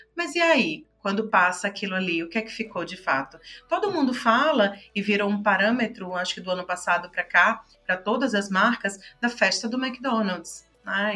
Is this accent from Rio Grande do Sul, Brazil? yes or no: no; Pernambuco, Brazil; also born or lived in Fortaleza / Brasília; now in São Paulo, Brazil; sou pernambucana, já morei em Fortaleza, já morei em Brasília, agora estou em São Paulo